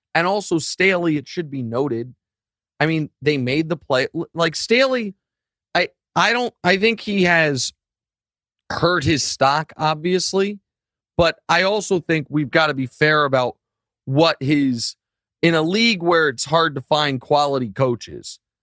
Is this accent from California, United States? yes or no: no; Missouri, United States; born or raised there